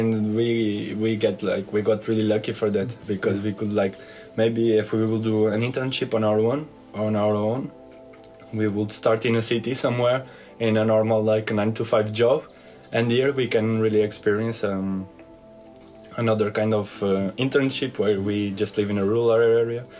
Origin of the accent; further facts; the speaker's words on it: Portugal; I'm from uh, Portugal